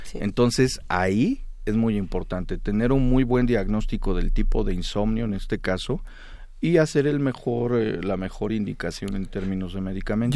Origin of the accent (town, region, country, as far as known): Mexico